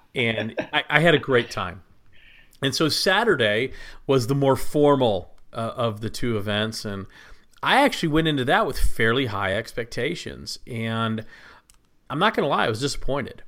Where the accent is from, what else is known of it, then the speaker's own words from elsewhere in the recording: Plano, Texas, United States; moved away; I grew up in Plano, Texas, just north of Dallas